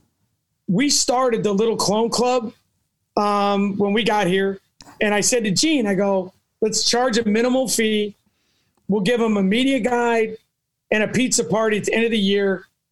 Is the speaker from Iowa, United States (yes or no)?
yes; Davenport, Iowa, United States; Well, I think to kind of preface it, I grew up in Davenport, as I mentioned, and my father was in local politics.